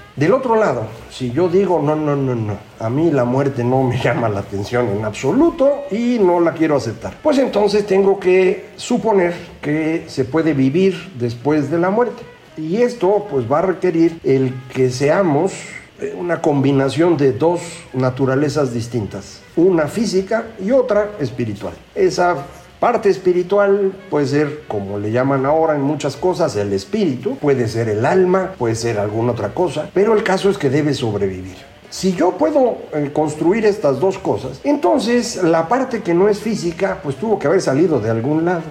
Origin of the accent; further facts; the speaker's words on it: Veracruz, Mexico; yo soy de Veracruz